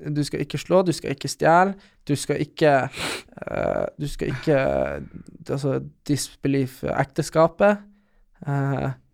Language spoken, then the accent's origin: Norwegian; Storjord, Norway; huset vårt hjemme på Storjord.